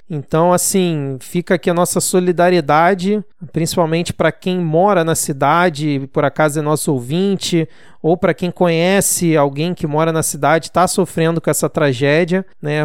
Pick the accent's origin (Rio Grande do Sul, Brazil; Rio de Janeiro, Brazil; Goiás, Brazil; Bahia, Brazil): Rio de Janeiro, Brazil; eu sou aqui do Rio